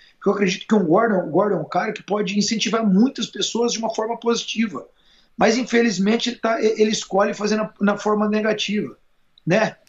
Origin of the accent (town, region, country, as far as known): Brazil